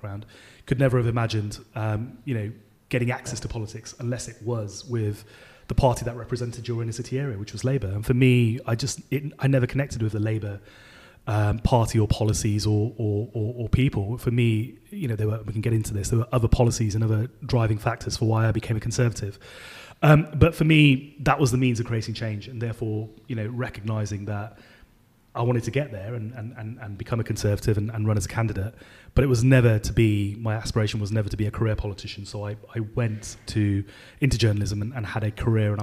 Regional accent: Birmingham, West Midlands, United Kingdom; I grew up in inner city Birmingham in a place called Handsworth.

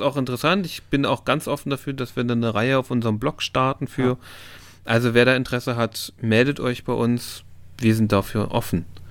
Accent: East Germany, Germany; now in Hannover, Germany; ich bin im Osten aufgewachsen

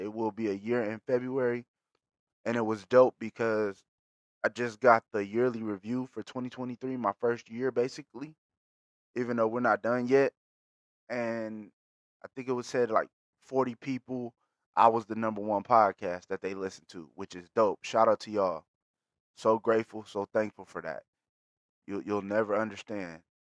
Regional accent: Bakersfield, California, United States; being from Bakersfield, shout out to my city, shout out to the Patch, always

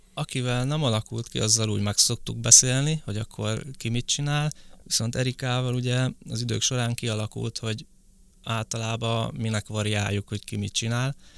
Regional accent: Borsod-Abaúj-Zemplén, Hungary; now in Budapest, Hungary; én eredetileg Borsod megyei vagyok, úgyhogy onnan kerültem fel Pestre.

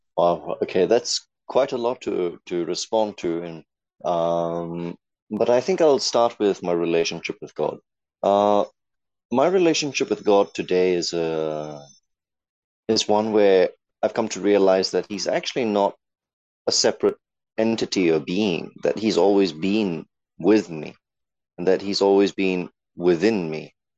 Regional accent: Singapore; as a Singaporean

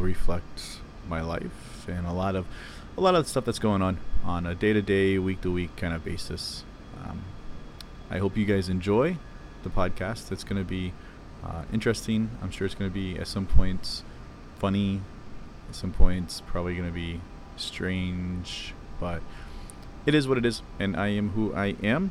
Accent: Ohio, United States; moved away as an adult; I grew up in Ohio, cornfields of Ohio, and very small town

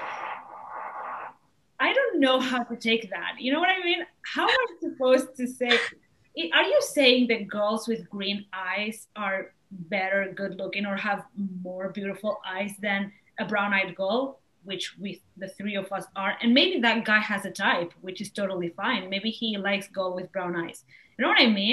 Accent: Spain; I'm from here. I was born in Spain. I'm Spanish.

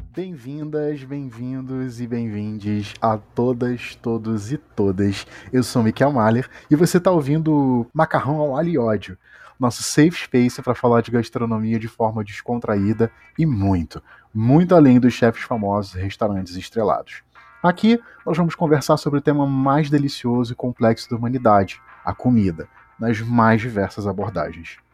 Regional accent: Petrópolis, Rio de Janeiro, Brazil; now in Rio de Janeiro, Brazil; Eu sou de Petrópolis, uma cidadezinha do interior

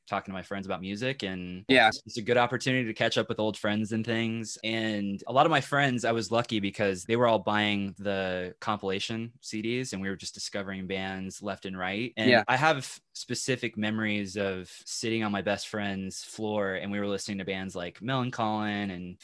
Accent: Kansas City, United States; now in Lawrence, United States; I live in Lawrence, Kansas, and I'm from Kansas City

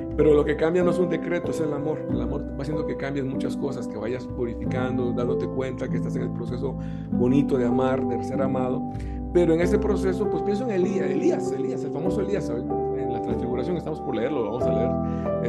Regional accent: Costa Rica; yo nací en Costa Rica

